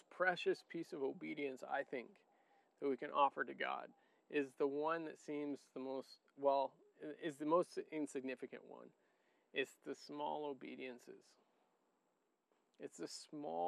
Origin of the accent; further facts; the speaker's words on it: Niger; moved away; I grew up in Niger too